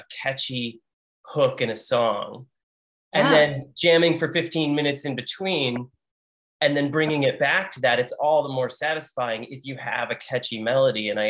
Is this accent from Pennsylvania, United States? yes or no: no; Algonquin, Illinois, United States; I grew up in Algonquin